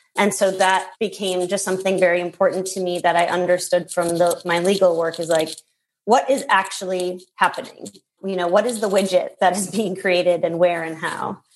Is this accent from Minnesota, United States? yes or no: yes; Minnesota, United States; I grew up in Minnesota